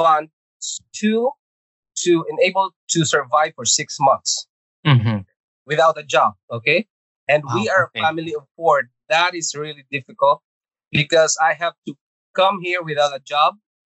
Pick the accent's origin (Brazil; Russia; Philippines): Philippines; Visayas; English is a second language; also born or lived in Agusan del Norte / Manila; now in Canada; So I came from Agusan del Norte. Okay, so I was born in Agusan del Norte and we moved to Visayas at age of, I think it was grade two. Yeah. And then we move again to Manila, and that is twice immigration story there.